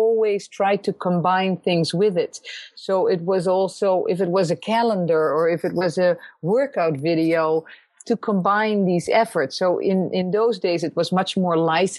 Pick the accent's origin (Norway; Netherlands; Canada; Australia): Netherlands; moved away as an adult; also born or lived in New York; growing up in Holland